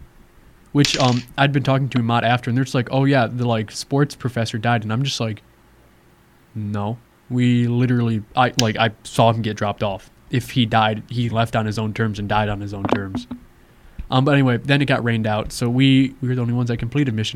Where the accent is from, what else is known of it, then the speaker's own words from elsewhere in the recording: Michigan, United States; moved away; I'm from Michigan